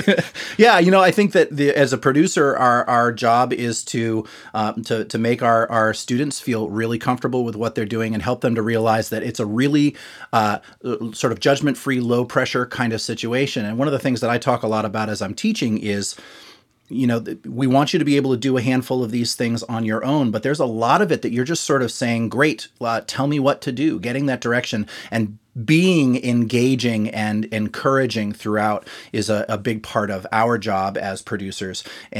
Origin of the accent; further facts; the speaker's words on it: Massachusetts, United States; I grew up in Massachusetts.